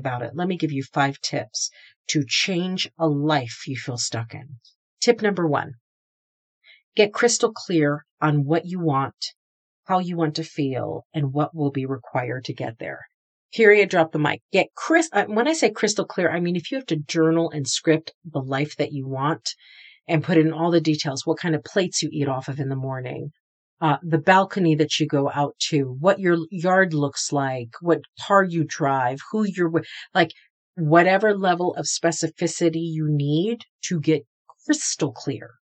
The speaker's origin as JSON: {"language": "English", "region": "New England", "country": "United States", "tie": "born or raised there", "also_born_or_lived": "the South", "said": "I'm an East Coaster, so I'm from New England"}